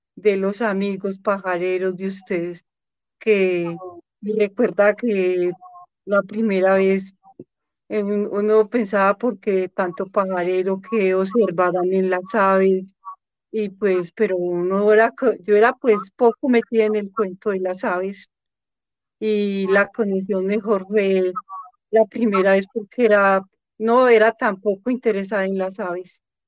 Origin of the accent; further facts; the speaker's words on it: Riosucio, Colombia; De aquí mismo nacimos 10 bellezas y hermosos bebés.